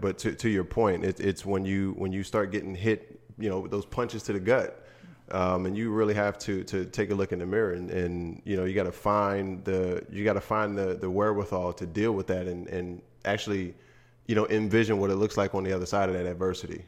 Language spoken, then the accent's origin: English; Harrisburg, Pennsylvania, United States; moved away; back in Harrisburg in my hometown.